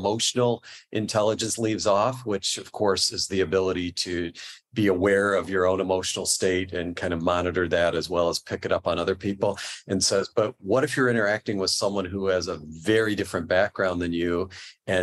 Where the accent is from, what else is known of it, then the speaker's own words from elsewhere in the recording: New York, United States; also born or lived in Midwest; now in California, United States; I grew up in New York